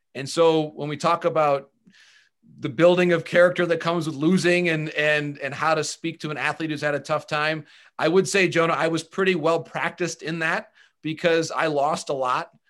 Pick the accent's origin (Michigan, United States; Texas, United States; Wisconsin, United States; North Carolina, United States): Michigan, United States; Bay City; moved away as an adult; also born or lived in Marquette, Michigan / Essexville, Michigan; I was born in Marquette, so I was born in the U P. And then I grew up in the Bay City area. I, I went to high school in a, in a town called Essexville, Michigan